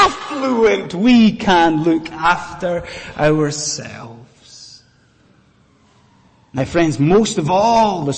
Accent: Scotland, United Kingdom; now in London, United Kingdom; when I was growing up in Scotland

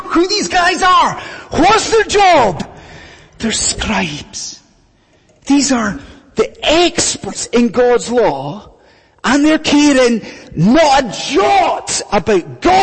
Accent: Scotland, United Kingdom; when I was growing up in Scotland, many years ago

